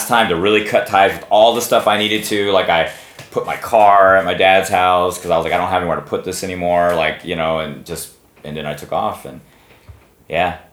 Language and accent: English; Texas, United States; I'm from Texas